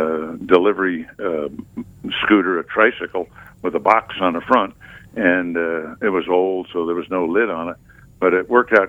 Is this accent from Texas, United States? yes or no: no; New Jersey, United States; also born or lived in New York; I'm born in New York. Okay. I was raised in New Jersey. However, my mother's family was from Savannah and Tybee Island, and I used to go down there as a younger child